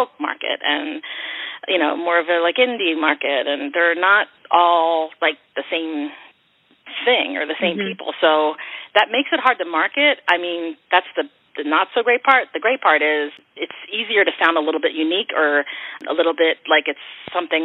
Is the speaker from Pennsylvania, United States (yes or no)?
yes; Philadelphia, Pennsylvania, United States; I grew up in Kensington and Philadelphia in a row home